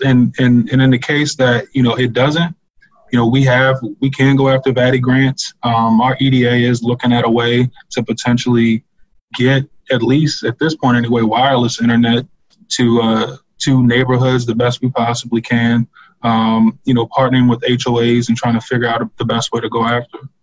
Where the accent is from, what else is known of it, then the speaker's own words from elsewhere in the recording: Locust Grove, Virginia, United States; I grew up in Locust Grove